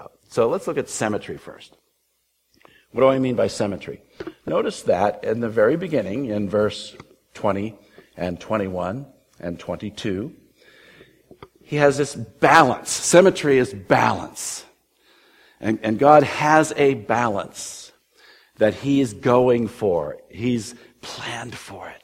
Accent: California, United States; I grew up in California

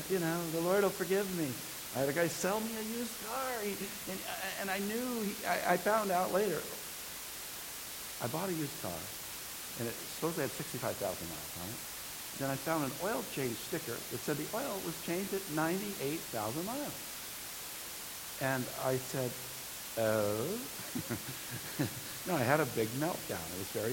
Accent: California, United States; this great state of ours, my home state

